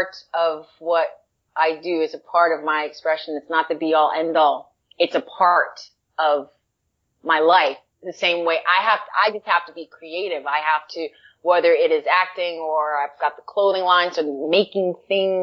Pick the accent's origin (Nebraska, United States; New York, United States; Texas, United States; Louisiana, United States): New York, United States; New York City; moved away as an adult; now in Los Angeles, United States; I grew up not far from Yankee Stadium